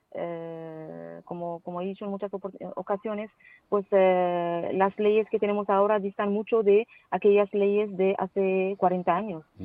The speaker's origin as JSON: {"language": "Spanish", "country": "Morocco", "also_born_or_lived": "Valencia, Spain", "said": "incorporarme a la universidad aquí en mi país para poder servir eh, a, mi país y a mi universidad y, a las mujeres de mi país precisamente."}